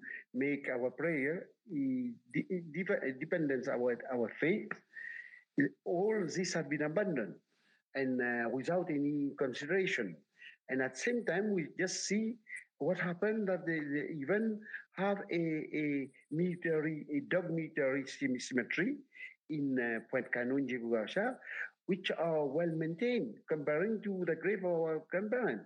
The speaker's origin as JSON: {"language": "English", "country": "British Indian Ocean Territory", "tie": "born or raised there", "moved": "yes", "said": "I was born in Perros Banos, which form part of Chagos Archipelago"}